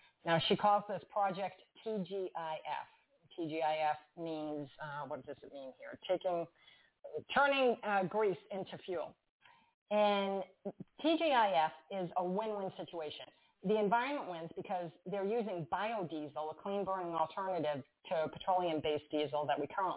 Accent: Massachusetts, United States; I'm from Massachusetts

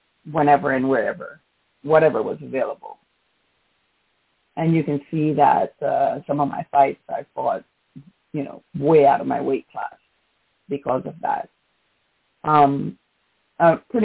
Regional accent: New York City, New York, United States; also born or lived in Jamaica; my hometown of New York City

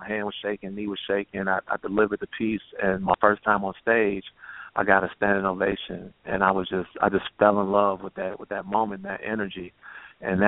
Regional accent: Chicago, Illinois, United States; I grew up on the South Side on 87 in Winchester

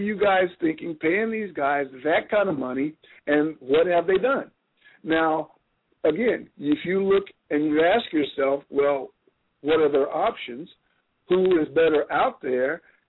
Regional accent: Texas, United States; that is my home state

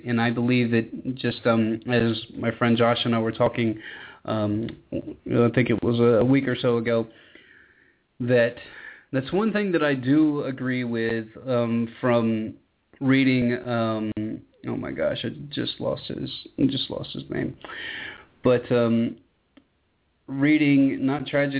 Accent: Georgia, United States; my home state of Georgia

